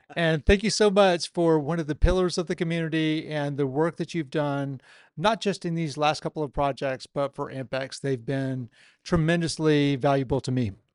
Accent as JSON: {"language": "English", "town": "Chattanooga", "region": "Tennessee", "country": "United States", "said": "I'm from Chattanooga, Tennessee"}